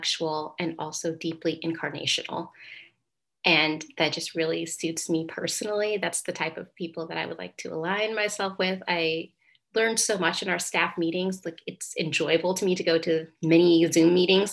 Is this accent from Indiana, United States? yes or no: yes; Indiana, United States; I'm from Indiana, Hoosier pride